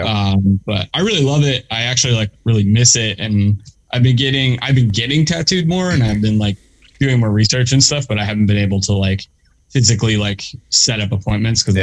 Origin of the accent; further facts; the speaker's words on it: Delaware County, Pennsylvania, United States; also born or lived in West Philadelphia; I grew up in um in Delaware County, which is like the the next county over